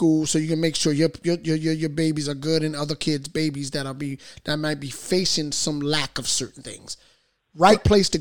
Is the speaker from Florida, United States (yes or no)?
no; Paterson, New Jersey, United States; I'm a native of Patterson. You know, I grew up in Alabama Hamilton Project.